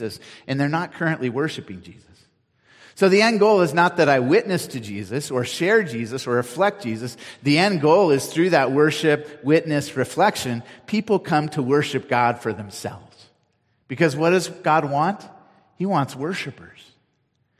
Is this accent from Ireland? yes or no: no; Cupertino, California, United States; now in Nevada County, United States; I grew up in Cupertino